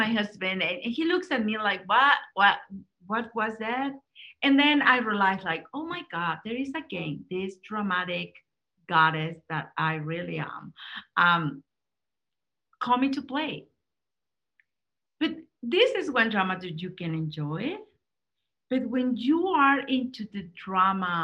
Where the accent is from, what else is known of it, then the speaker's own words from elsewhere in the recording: Mexico; I'm Latina, I'm from Mexico